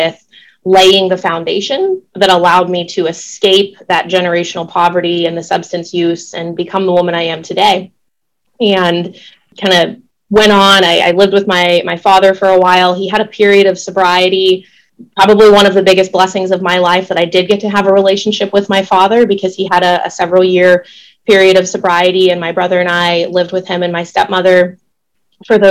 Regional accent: Pittsburgh, Pennsylvania, United States; moved away as an adult; also born or lived in Oklahoma City, Oklahoma; now in Rochester, United States; I was born and raised in Pittsburgh, Pennsylvania

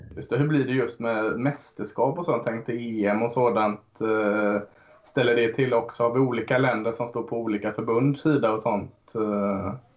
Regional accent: Gothenburg, Västra Götaland, Sweden; mig som är, som är göteborgare också

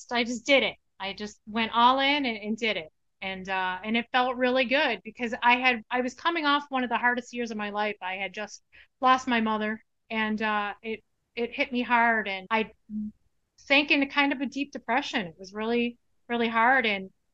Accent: Chicago, Illinois, United States; moved away as an adult; now in Arizona, United States; We are originally from Chicago, but Mike and I have been here, well, for the full 30 years now.

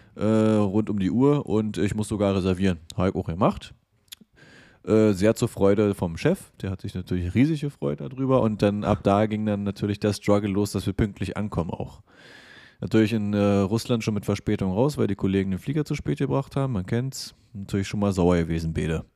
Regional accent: eastern Germany, Germany; dass ich im Osten geboren bin

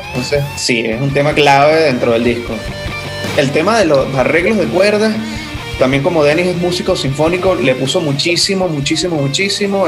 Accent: eastern Venezuela, Venezuela; somos de Oriente

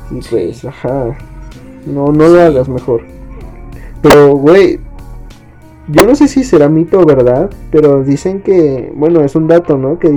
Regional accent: State of Mexico, Mexico; somos del Estado de México, pegados a la ciudad.

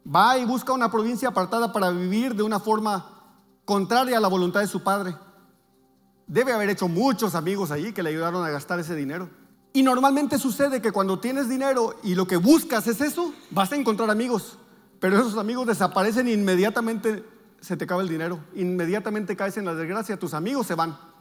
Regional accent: Navojoa, Sonora, Mexico; moved away; nosotros vivimos, venimos de Navojoa

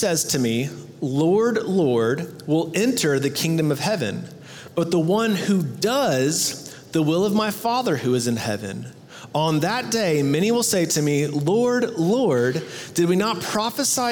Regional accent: Texas, United States; "Where are you from?" And I was like, "Texas."

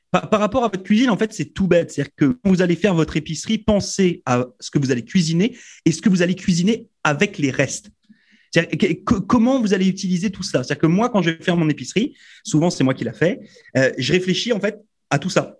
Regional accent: France; moved away as an adult; je viens de France

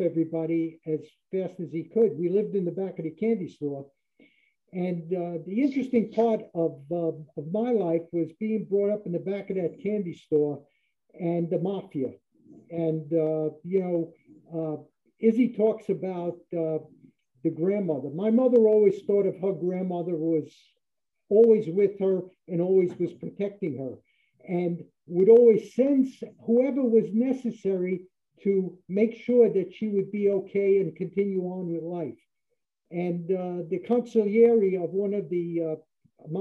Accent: United States; born or raised there; also born or lived in Germany

